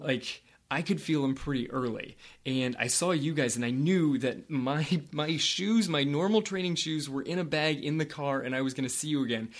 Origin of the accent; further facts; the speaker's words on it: California, United States; I grew up in California